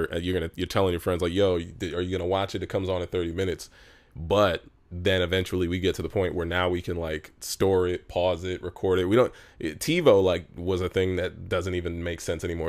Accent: Los Angeles, California, United States; I'm from Los Angeles, where we're at right now, which is very rare because I'm I'm an entertainer who's actually from here.

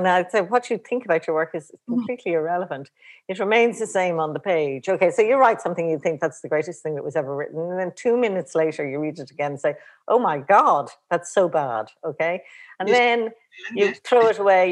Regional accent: Ireland

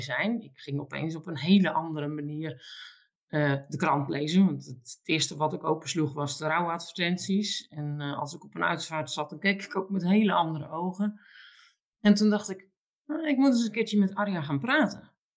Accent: Alblasserwaard, South Holland, Netherlands; ik woon mijn hele leven al in de Alblassenwaardse polder

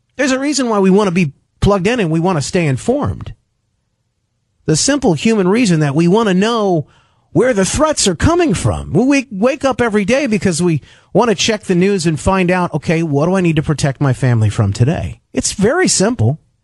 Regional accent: Grand Rapids, Michigan, United States; my hometown in West Michigan, where I live right now in Grand Rapids

